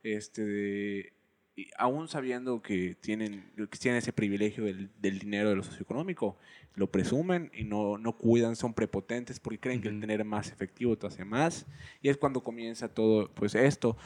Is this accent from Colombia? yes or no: no; Yucatán, Mexico; Yo soy yucateco